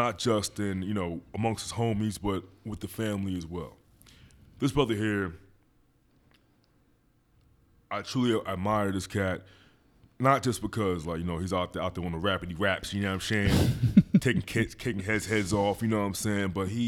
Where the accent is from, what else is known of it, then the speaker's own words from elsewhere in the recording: Philadelphia, Pennsylvania, United States; He's not like one of you weirdos out there where I'm from Philadelphia, but you're a Dallas fan for no reason.